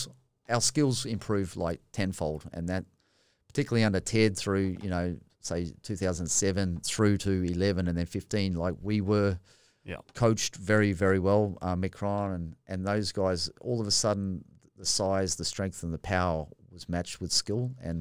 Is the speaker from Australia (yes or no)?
yes; Australia; because I'm an Aussie, it was acceptable that you're allowed to mock and punch and do whatever.